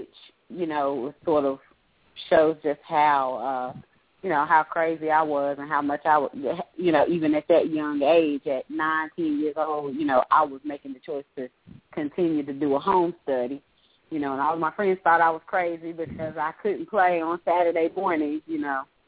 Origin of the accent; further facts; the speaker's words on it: Greensboro, North Carolina, United States; my hometown in Greensboro